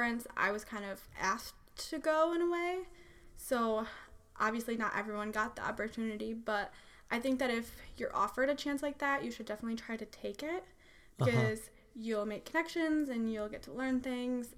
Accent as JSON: {"language": "English", "region": "Michigan", "country": "United States", "tie": "born or raised there", "said": "I grew up in Michigan"}